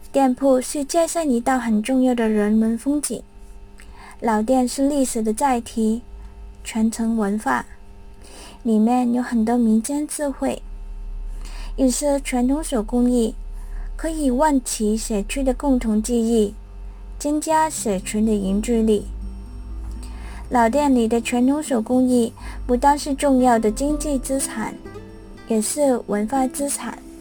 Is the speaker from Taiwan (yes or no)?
no; Hong Kong; 我是土生土长的香港人，生如斯，长如斯，对这个地方自愿要感情